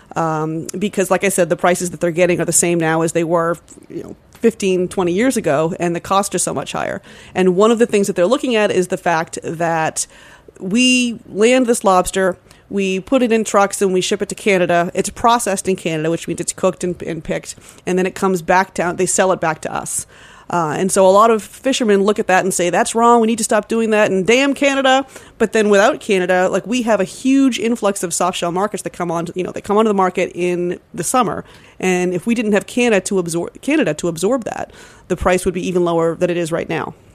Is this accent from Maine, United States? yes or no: yes; Cape Elizabeth, Maine, United States; I grew up in Cape Elizabeth, which is just south of Portland